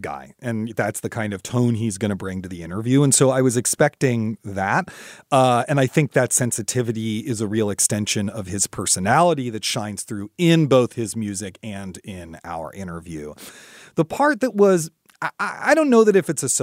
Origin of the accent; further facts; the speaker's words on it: Washington, District of Columbia, United States; My hometown